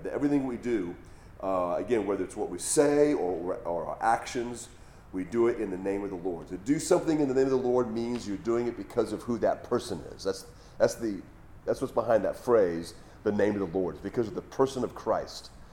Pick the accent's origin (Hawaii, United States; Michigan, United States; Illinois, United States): Hawaii, United States; moved away as an adult; I grew up in Hawaii, that's where I was living before I moved here.